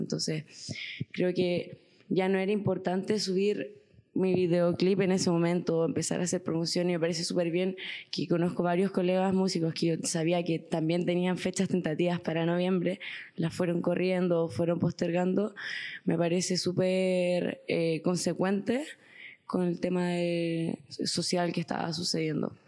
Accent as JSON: {"language": "Spanish", "town": "La Serena", "region": "Coquimbo", "country": "Chile", "also_born_or_lived": "Santiago", "said": "yo soy de La Serena, eh, o sea, nací en Santiago, pero me considero serenense"}